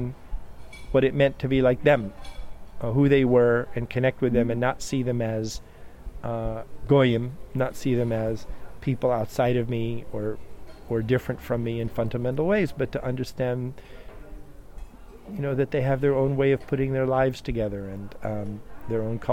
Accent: Bloomington, Indiana, United States; moved away; growing up in Bloomington

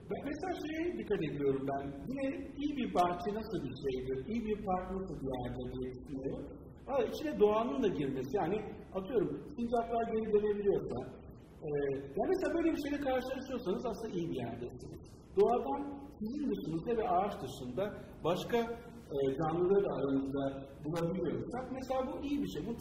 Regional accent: Istanbul, Turkey; çocukluğum orada geçti. Yani e, Taşlık'ta e, yaşadım, Taşlık'ta büyüdüm.

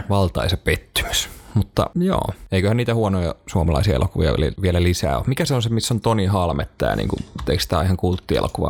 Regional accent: Tampere, Pirkanmaa, Finland; mä kasvoin yhdeksänkymmentäluvulla Tampereella

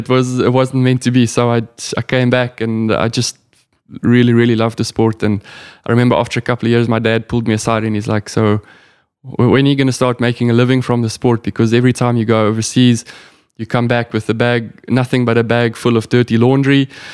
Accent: South Africa; being a South African

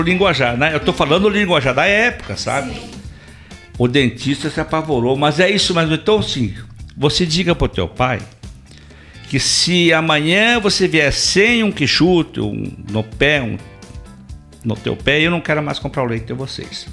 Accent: Videira, Santa Catarina, Brazil; also born or lived in Curitiba; now in Caçador, Brazil; eu sou natural de Videira, Santa Catarina. Videira

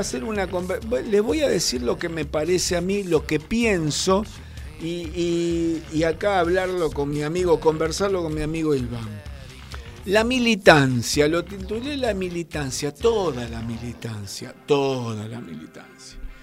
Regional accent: Argentina

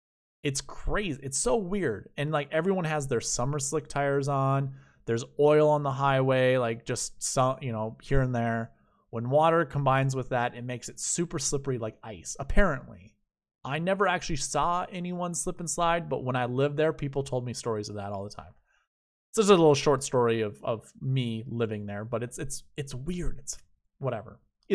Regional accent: Minnesota, United States; moved away; I'm from Minnesota.

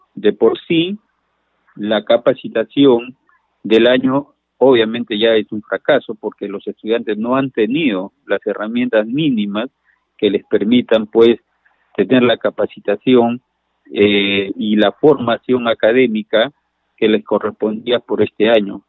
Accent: Bellavista, Callao, Peru; Yo soy vecino de Bellavista

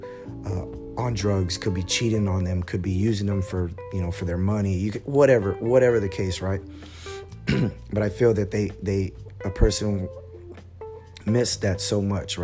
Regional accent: San Antonio, Texas, United States; I'm from San Antonio

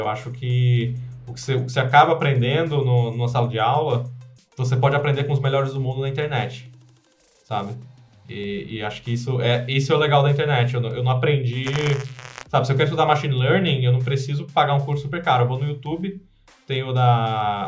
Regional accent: Pernambuco, Brazil; moved away as an adult; also born or lived in Italy; now in Bali, Indonesia; sou pernambucano, sou brasileiro

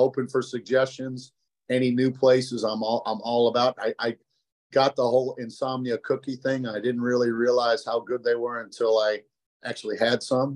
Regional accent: Chicago, Illinois, United States; moved away; growing up in Chicago

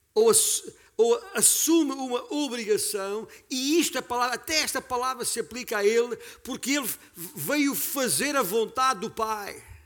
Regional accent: Beja, Alentejo, Portugal; also born or lived in Vale de Açor, Mértola; a 25 quilómetros da cidade de Beja, onde nasci

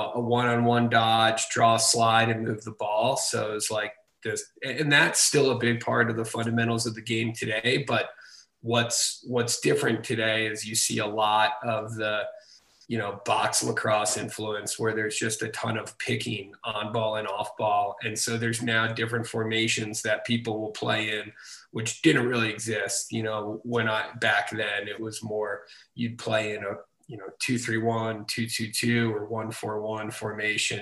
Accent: East Providence, Rhode Island, United States; now in San Francisco, United States; I am from East Providence, Rhode Island, grew up in a little town called Rumford. And now I live in San Francisco

